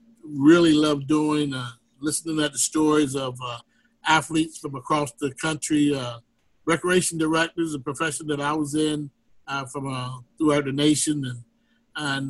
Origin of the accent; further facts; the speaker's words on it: Eastern Shore of Maryland, United States; growing up on the Eastern Shore of Maryland, going to college, after high school, going to college and, you know, moving away and testing the waters there. And then finally coming back to where I grew up